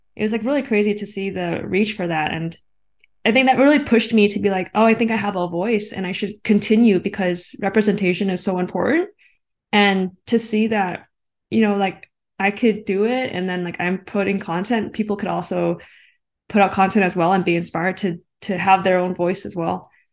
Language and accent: English; Canada; being Asian Canadian